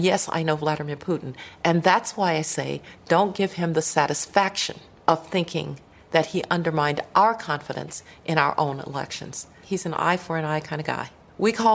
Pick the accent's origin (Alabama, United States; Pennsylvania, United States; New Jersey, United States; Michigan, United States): Alabama, United States; Birmingham; people like me, little girls growing up in Birmingham, Alabama